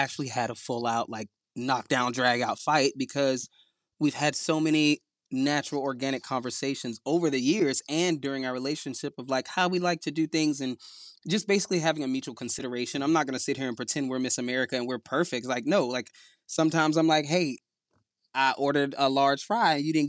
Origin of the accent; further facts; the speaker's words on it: Southern United States, United States; we're both from the South